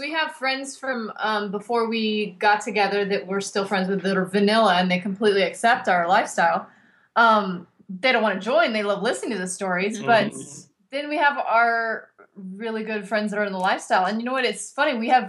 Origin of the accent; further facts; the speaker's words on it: Arizona, United States; now in Los Angeles, United States; I'm actually from Arizona.